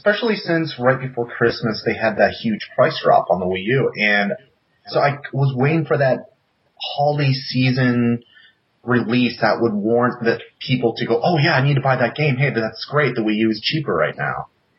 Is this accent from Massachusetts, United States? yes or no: no; Minnesota, United States; moved away; I grew up in your very area.